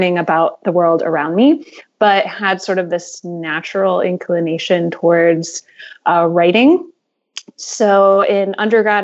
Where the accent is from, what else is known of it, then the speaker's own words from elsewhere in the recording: Indiana, United States; now in Maryland, United States; I am originally from the Midwest, Indiana specifically. And so I grew up surrounded by a lot of cornfields